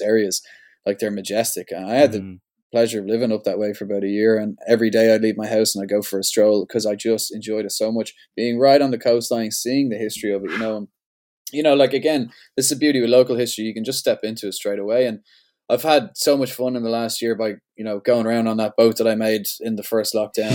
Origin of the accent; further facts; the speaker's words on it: Ireland; I'm Irish